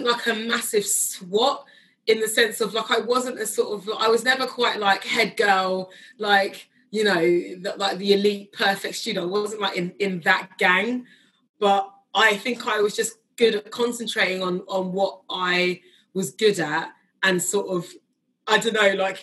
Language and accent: English; Kingston upon Thames, London, United Kingdom; my parents like kind of darted around South London before they actually settled like a little bit further out in Kingston.